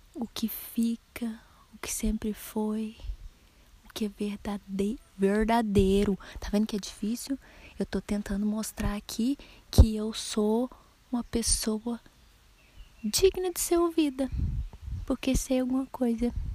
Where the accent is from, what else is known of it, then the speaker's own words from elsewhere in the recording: Minas Gerais, Brazil; accent: mineiro; o sotaque mineiro que a gente tem, né? Quase caipira